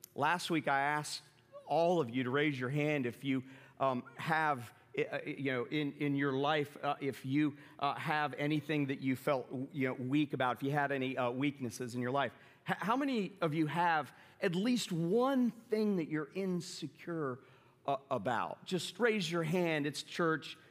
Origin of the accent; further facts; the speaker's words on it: the South, United States; moved away; also born or lived in New York City; I grew up in the South